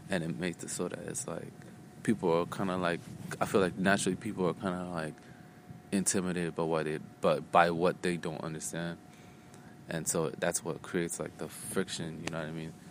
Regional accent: Phoenix, Arizona, United States; I just moved a lot growing up. Um, and I grew up, I grew up out here in Phoenix, Arizona like since I, since like my adolescence and shit.

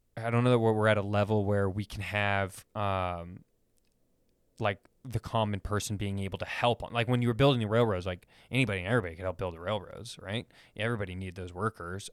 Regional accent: Sacramento, California, United States; I grew up in Sacramento

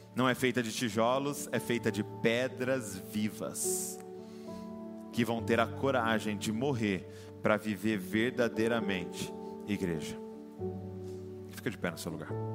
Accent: Brazil

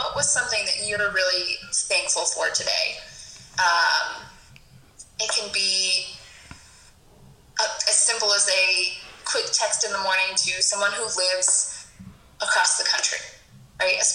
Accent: Colorado, United States; now in Fort Benning, Georgia, United States; I am originally from Colorado, but like Kayla said, I now work at Fort Benning in Georgia.

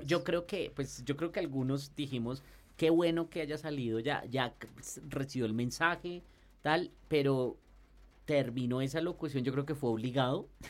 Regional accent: Colombia; como los colombianos

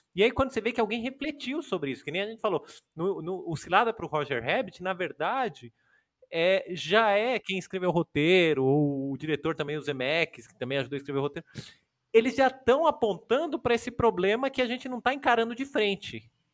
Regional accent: São Paulo, Brazil; eu e o Daniel, a gente é de São Paulo, mora em São Paulo, estuda, trabalha aqui

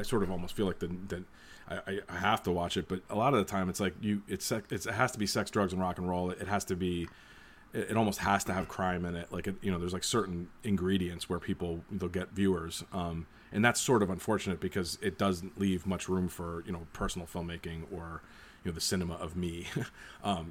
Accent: Boston area, Massachusetts, United States; I'm from the Boston area or New England

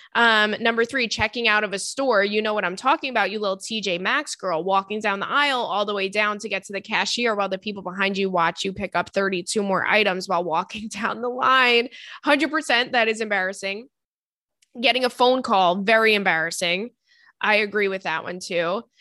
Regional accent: Long Island, New York, United States; the Target in my hometown is really good

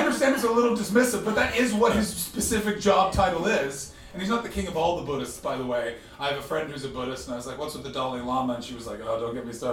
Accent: Ottawa, Ontario, Canada; The city I'm from, Ottawa

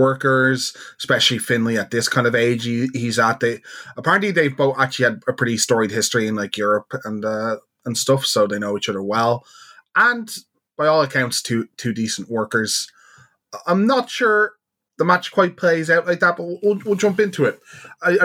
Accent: Ireland; as an Irishman

